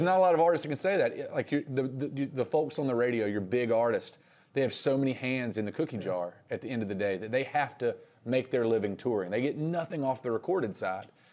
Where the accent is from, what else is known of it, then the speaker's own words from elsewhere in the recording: Reidsville, North Carolina, United States; also born or lived in Raleigh; growing up in Reedsville